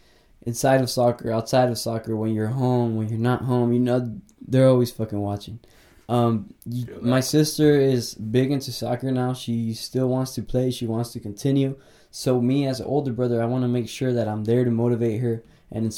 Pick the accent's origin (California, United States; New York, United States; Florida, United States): California, United States; Watsonville; I grew up in a small town called Watsonville.